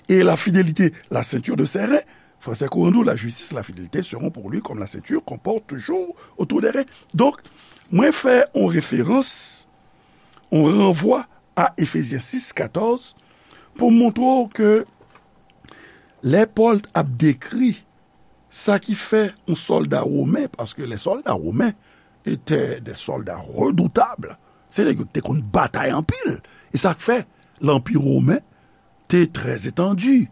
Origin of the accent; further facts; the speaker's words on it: Haiti; peyi kote nou fet, Haiti